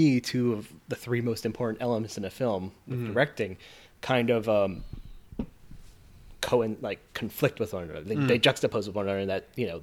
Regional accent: West Coast, United States; I'm from the West Coast

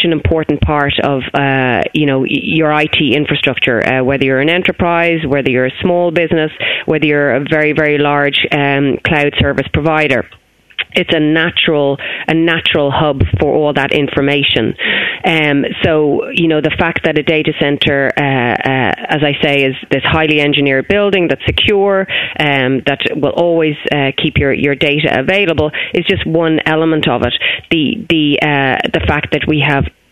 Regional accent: Ireland

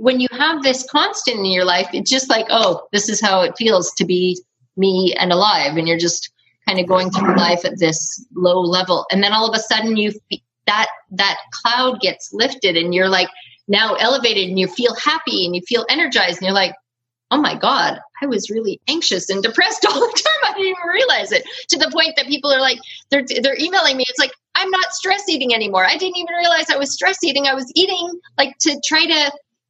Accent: Canada; I'm from Canada and we spell color COLOUR

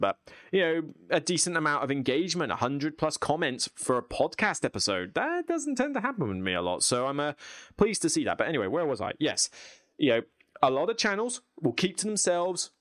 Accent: United Kingdom; I'm British.

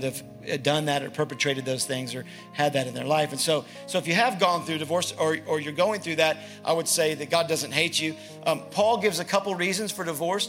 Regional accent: the South, United States; accent: Southern; Southern. I'm from the South

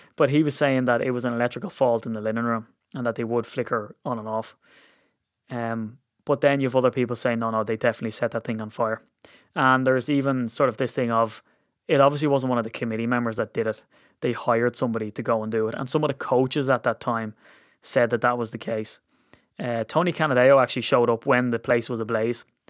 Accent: Ireland; as an Irishman

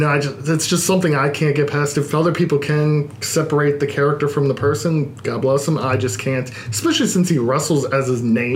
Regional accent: Baltimore, Maryland, United States; I grew up in Baltimore

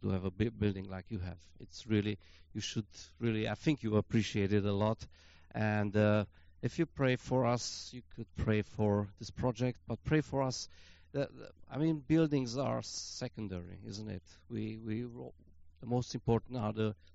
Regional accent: Brașov, Brașov County, Romania; I'm come from Brasov

